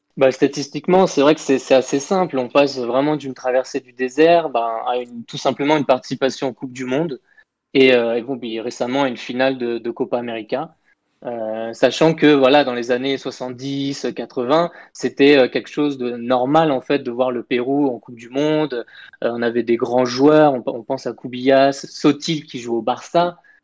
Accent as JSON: {"language": "French", "country": "France", "also_born_or_lived": "Peru", "moved": "yes", "said": "en tant que Français"}